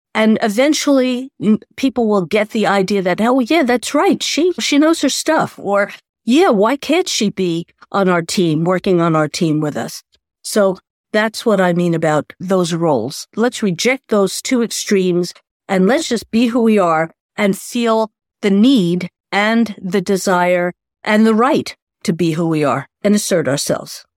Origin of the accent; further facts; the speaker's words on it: New York City, New York, United States; I grew up in New York City